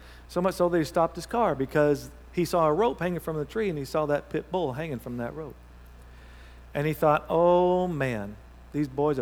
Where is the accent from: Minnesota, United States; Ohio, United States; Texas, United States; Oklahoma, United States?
Oklahoma, United States; Thackerville; moved away; Then you know where Thackerville is, all right? That's my hometown